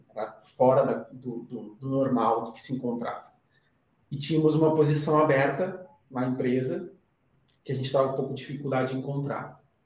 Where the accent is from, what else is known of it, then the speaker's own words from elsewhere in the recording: Rio Grande do Sul, Brazil; moved away as an adult; now in São Paulo, Brazil; eu sou do Rio Grande do Sul, a gente tem uma cultura muito forte de, de viver em família.